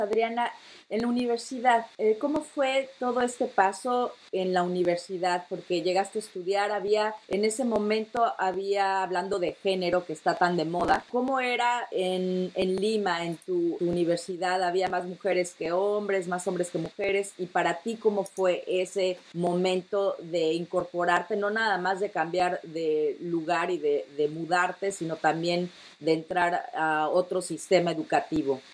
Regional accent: Mexico City, Mexico; now in Netherlands; soy de la capital, yo soy de la Ciudad de México

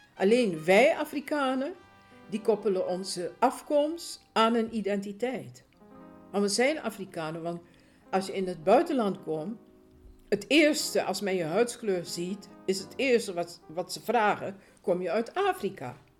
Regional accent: Suriname; now in Netherlands; Ik ben eh, geboren in Suriname. Eh, ik woon ruim 50 jaar woon ik, eh, in Nederland.

